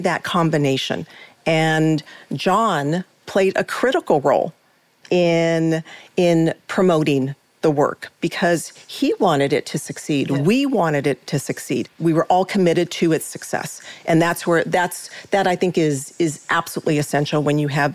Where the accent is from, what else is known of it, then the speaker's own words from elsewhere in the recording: United States; I am an American